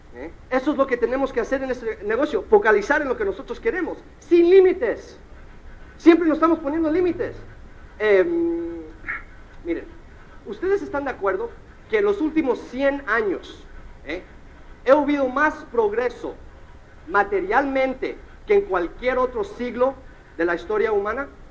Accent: United States; mi mamá es cubana, mi papá es mexicano y yo nací en los Estados Unidos

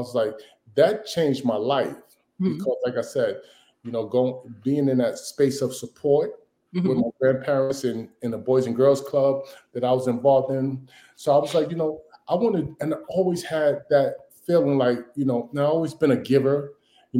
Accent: New York City, New York, United States; I came from South Jamaica, Queens, you know, living in the projects, that whole thing.

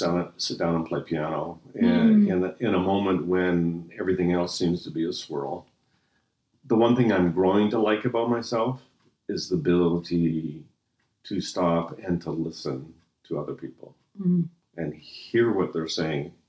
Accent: Halifax, Nova Scotia, Canada; also born or lived in Edmonton, Canada; now in St. Catharines, Canada; I was born in Halifax and raised near the ocean

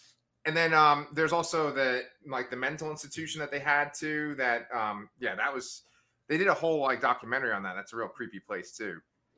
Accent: New York City, New York, United States; I'm from Staten Island, you know, which is pretty close to New Jersey.

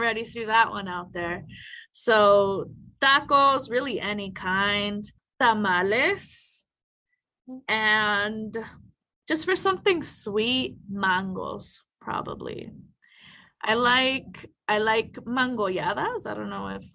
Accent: Mesa, Arizona, United States; I grew up in Mesa, Arizona

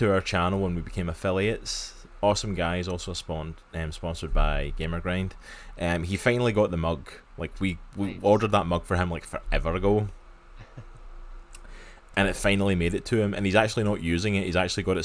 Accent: just outside of Glasgow, Scotland, United Kingdom; accent: Scottish; I grew up just outside of Glasgow, so that's my home turf

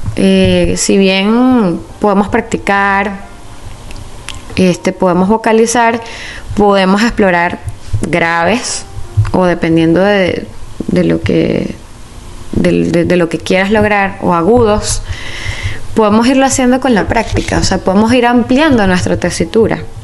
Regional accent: Caracas, Capital District, Venezuela; yo soy de Caracas, Venezuela

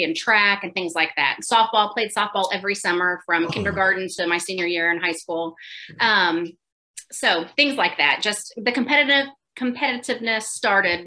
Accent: Marion, Illinois, United States; moved away as an adult; now in Nashville, United States; I am originally from Illinois. So born and raised in Marion, Illinois

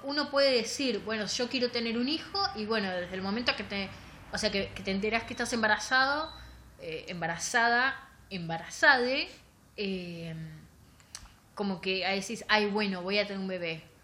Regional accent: La Plata, Buenos Aires Province, Argentina; nosotros somos platense

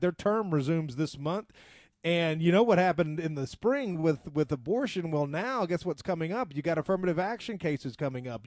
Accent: the South, United States; we're from the South, so we talk a little bit slower

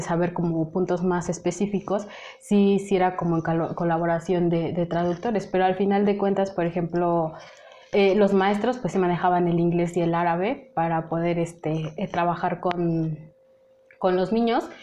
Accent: Mexico; also born or lived in Lebanon; yo soy de México

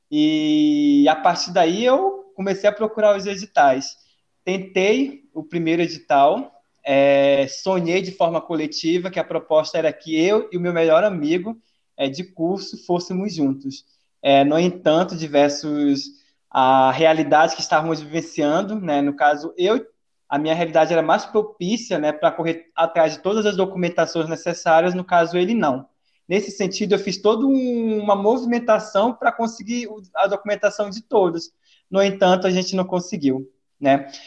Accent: Pará, Brazil; also born or lived in Goiás; now in Portugal; Assim eu consigo fazer uma referência de que eu vim do Pará, fui para o interior de Goiás e saí do Brasil para ir para o interior é, de Portugal, uma cidade histórica, né?

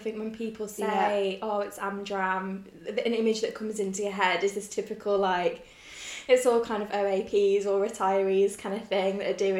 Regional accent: Birmingham, West Midlands, United Kingdom; accent: Brummy; now in Leeds, United Kingdom; I'm not from Leeds. I'm from Birmingham

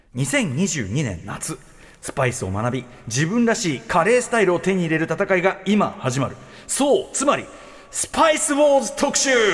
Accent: Tokyo, Japan; 東京生まれ東京育ちで

